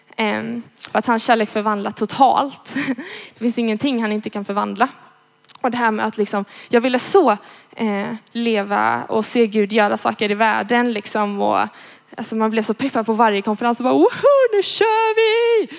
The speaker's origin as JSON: {"language": "Swedish", "town": "Gothenburg", "region": "Västra Götaland", "country": "Sweden", "said": "jag kommer från Göteborg, eh, är 20 år"}